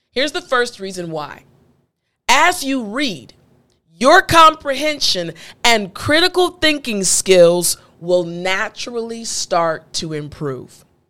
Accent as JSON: {"language": "English", "region": "East Coast", "country": "United States", "said": "I'm from the East Coast"}